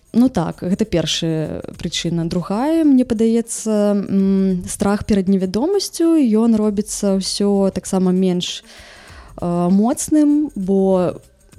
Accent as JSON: {"language": "Belarusian", "town": "Vileyka", "region": "Minsk Region", "country": "Belarus", "tie": "born or raised there", "said": "у маім родным горадзе ў вялейцы"}